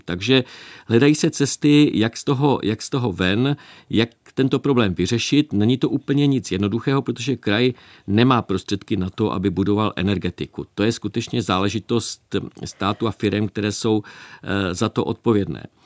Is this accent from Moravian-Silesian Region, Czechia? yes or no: yes; Moravian-Silesian Region, Czechia; u nás v Moravskoslezském kraji